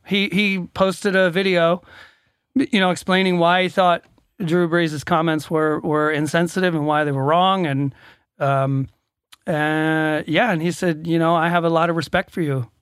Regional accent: Atlanta, Georgia, United States; I'm from Atlanta, Georgia

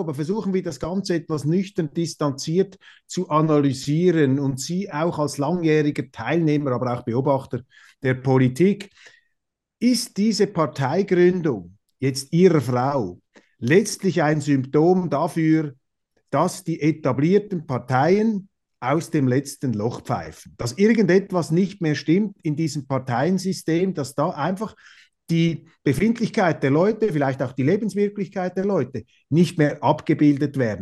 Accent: Switzerland; auch in der Schweiz haben wir

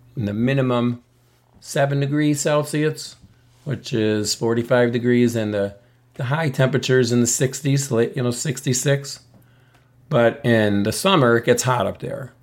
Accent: United States; I'm an American person living in the United States. I speak English, but my ancestry is Italian and Polish

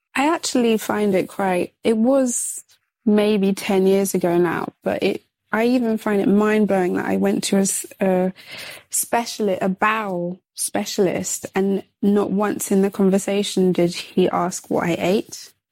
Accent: London, United Kingdom; I'm I'm from London

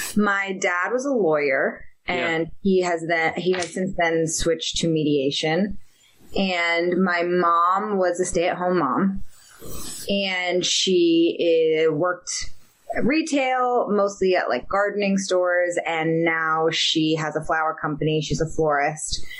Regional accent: Marin County, California, United States; I grew up in Marin County, which is across the Golden Gate Bridge from San Francisco

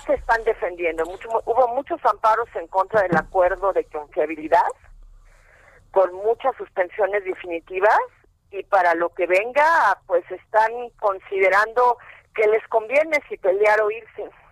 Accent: Mexico; mi abuelito era polaco, pero yo soy mexicana.

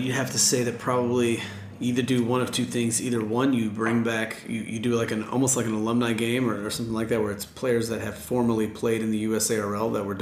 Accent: United States; I'm an American

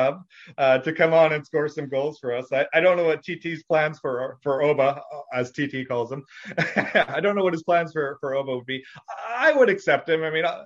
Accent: Canada; also born or lived in Winnipeg; growing up in Canada, everything here is ice hockey

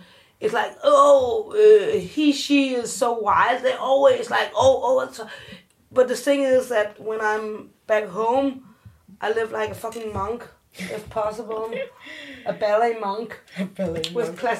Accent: South Korea; You can't see me, but I'm adopted, and I'm from Korea, so we don't know if I have inherited something.

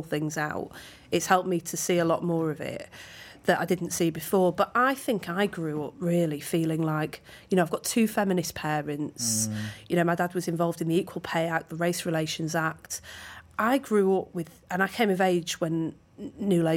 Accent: Manchester, North West England, United Kingdom; I grew up in Manchester in the 1980s with two very loving parents

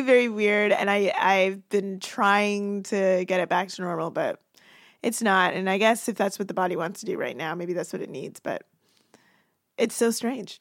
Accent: Toronto, Ontario, Canada; where I grew up in Toronto

